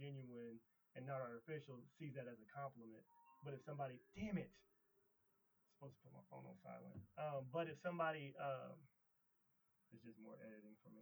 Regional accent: Springfield, Midwest, United States; born or raised there

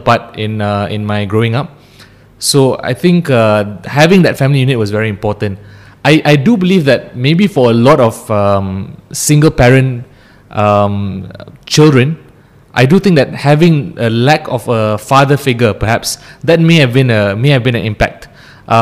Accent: Ampang, Selangor, Malaysia; also born or lived in Cheras; I grew up in Ampang. Then I moved to Cheras. So I've been in the Klang Valley for my entire life.

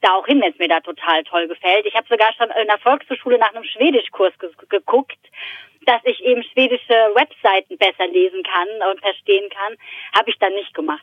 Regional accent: Frankfurt am Main, Hesse, Germany; als Frankfurter Mädchen

